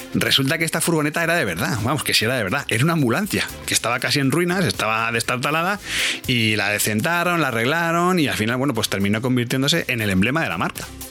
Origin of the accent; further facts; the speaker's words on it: Spain; como español